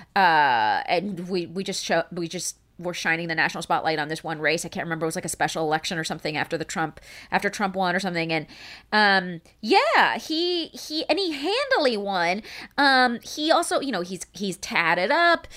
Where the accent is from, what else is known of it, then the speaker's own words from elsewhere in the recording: United States; I'm Iranian American